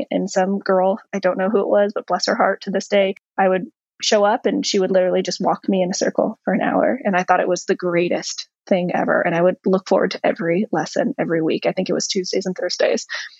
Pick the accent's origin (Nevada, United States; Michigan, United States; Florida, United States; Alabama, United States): Florida, United States; Ocean Reef; I was born in Florida. And I went to, you know, preschool and early years of elementary school in Florida in a little community called Ocean Reef.